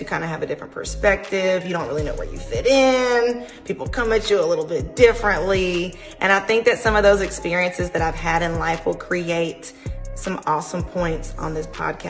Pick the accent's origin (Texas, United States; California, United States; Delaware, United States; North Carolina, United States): North Carolina, United States; now in Mobile, United States; I am from North Carolina. I am a 910 girl. I currently reside near Mobile, Alabama, so now I'm in the 251. I used to be in radio, and I loved it. I come from a multicultural background